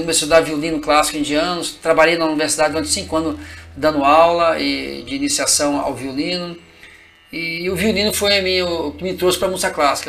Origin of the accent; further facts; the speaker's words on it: Marliéria, Minas Gerais, Brazil; eu venho do interior de Minas, né? A cidade chama Marliéria, né? Meus pais viviam em fazendas